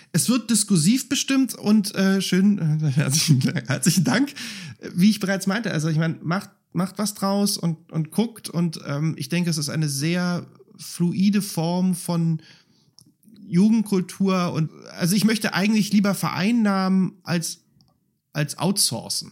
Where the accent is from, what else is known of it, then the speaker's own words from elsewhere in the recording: Berlin, Germany; also born or lived in Spandau, Berlin; ich bin Reinickendorfer, Wähler ist Spandauer, ich bin in Spandau geboren